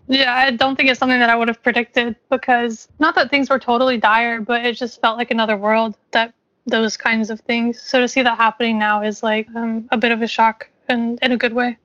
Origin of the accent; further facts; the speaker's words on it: Kentucky, United States; I grew up in Kentucky